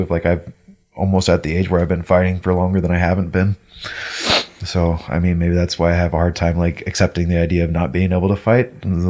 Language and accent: English; Vancouver, Washington, United States; also born or lived in Missouri / California; I was like, oh, well, we're from Vancouver. And they're like, oh, Canada. I'm like, bro, for real? Right, well, it was like, it was founded before Vancouver, BC. Jesus. But I spent most of my life there